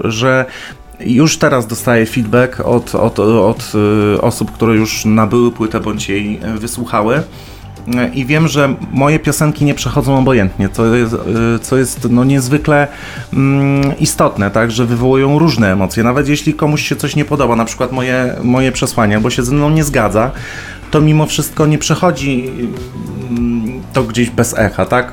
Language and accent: Polish; Poland; w Polsce, gdzie no, w moim rodzinnym kraju